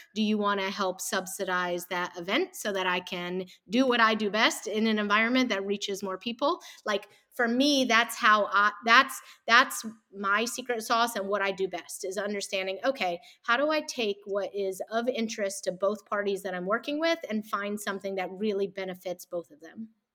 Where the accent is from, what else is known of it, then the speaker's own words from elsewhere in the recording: the South, United States; I grew up in the South and around a lot of religion.